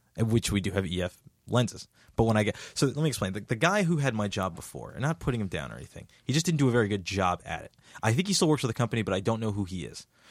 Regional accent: Jersey City, New Jersey, United States; I am from Jersey City, New Jersey

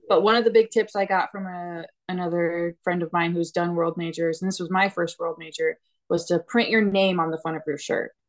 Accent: Illinois, United States; moved away; I am originally from Illinois.

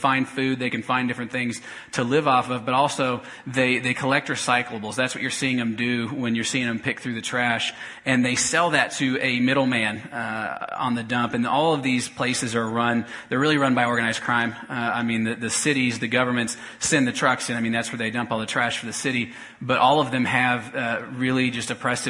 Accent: Topeka, Kansas, United States; moved away as an adult; I grew up in Topeka and moved away about 6 years ago to go to seminary

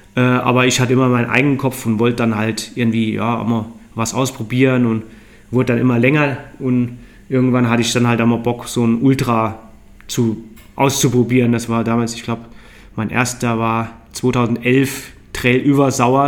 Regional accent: Neunkirchen, Saarland, Germany; moved away as an adult; also born or lived in London; now in Inzell, Germany; ich bin im Saarland aufgewachsen, in Neunkirchen Saar

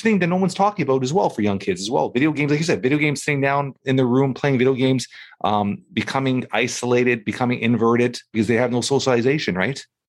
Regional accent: Toronto, Ontario, Canada; And I grew up in Toronto

